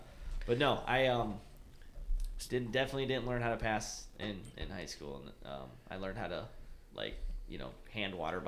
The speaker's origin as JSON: {"language": "English", "town": "Big Rapids", "region": "Michigan", "country": "United States", "tie": "born or raised there", "said": "Big Rapids."}